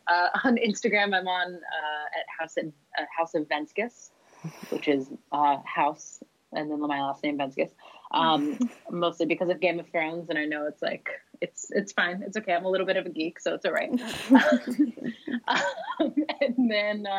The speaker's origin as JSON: {"language": "English", "region": "North Carolina", "country": "United States", "said": "I'm coming from North Carolina in the States"}